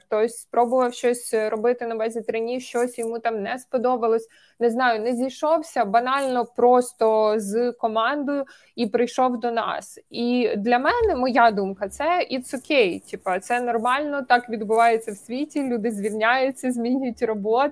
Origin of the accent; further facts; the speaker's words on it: Cherkasy Oblast, Ukraine; я з Черкаської області